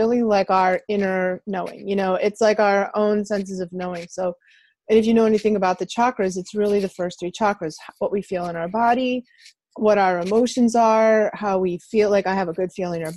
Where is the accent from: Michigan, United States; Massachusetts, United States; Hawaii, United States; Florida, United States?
Massachusetts, United States; outside Boston; I grew up outside Boston in the 60s and 70s